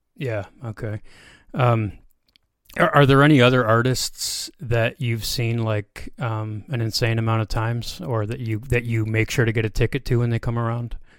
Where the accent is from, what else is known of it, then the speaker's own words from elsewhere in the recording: Brockville, Ontario, Canada; also born or lived in near Toronto; I grew up like in Brockville, Ontario. I, like I say, I live near Toronto now